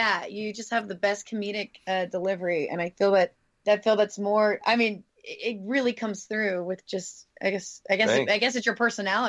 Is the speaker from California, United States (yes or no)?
no; Louisiana, United States; moved away; I grew up on a bayou, so I totally get you. I'm from Louisiana